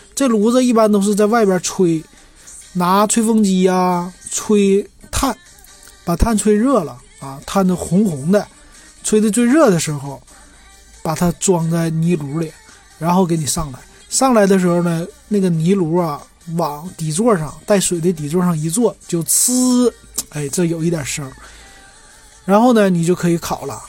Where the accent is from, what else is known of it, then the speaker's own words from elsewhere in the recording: Shenyang, Liaoning, China; accent: Northeastern Mandarin; 我们东北人其实沈阳人呢，挺爱吃酸甜儿口的东西的